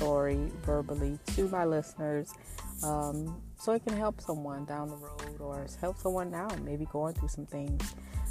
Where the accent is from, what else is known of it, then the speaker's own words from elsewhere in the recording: New Orleans, Louisiana, United States; moved away as an adult; also born or lived in Kansas / Tulsa, Oklahoma; now in Dallas, United States; I grew up in New Orleans, Louisiana, up until I was 18.